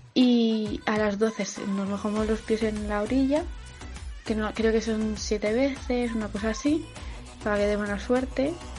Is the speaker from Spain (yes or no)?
yes; Madrid, Community of Madrid, Spain; yo que soy de Madrid